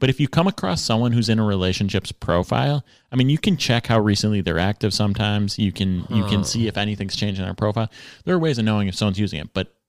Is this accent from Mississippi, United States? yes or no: no; Texas, United States; now in New York, United States; I'm from Texas. He's from Brooklyn.